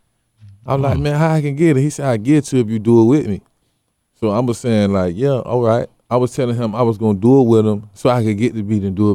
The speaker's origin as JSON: {"language": "English", "town": "Miami", "region": "Florida", "country": "United States", "said": "I'm from Miami"}